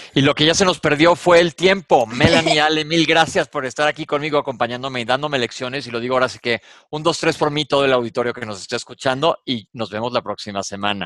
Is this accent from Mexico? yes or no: yes; Mexico; soy de México